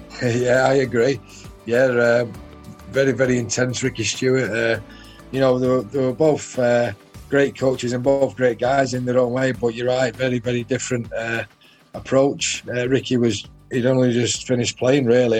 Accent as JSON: {"language": "English", "town": "Salford", "region": "North West England", "country": "United Kingdom", "tie": "born or raised there", "said": "I was born in Salford, and Salford was my club team"}